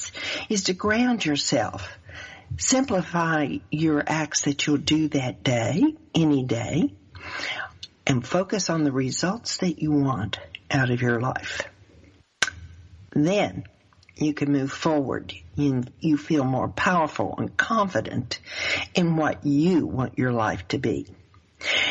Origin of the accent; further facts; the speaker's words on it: the South, United States; accent: southern; my southern accent